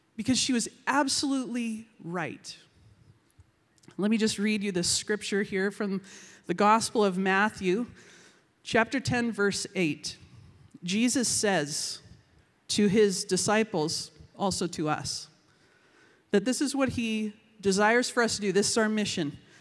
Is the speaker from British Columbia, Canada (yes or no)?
yes; Vancouver, British Columbia, Canada; I am from Vancouver, British Columbia.